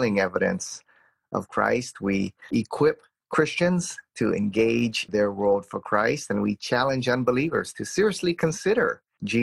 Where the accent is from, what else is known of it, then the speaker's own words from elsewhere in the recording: Hawaii, United States; I grew up in Hawaii, which is kind of a pluralistic culture here